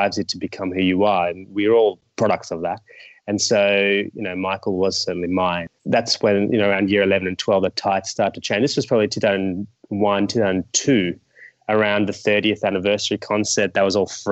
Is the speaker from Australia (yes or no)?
yes; Australia; I've grown overseas in Australia